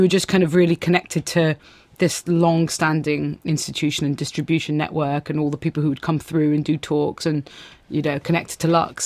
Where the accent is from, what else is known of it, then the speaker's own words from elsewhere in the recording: Athens, Attica, Greece; now in London, United Kingdom; growing up in Greece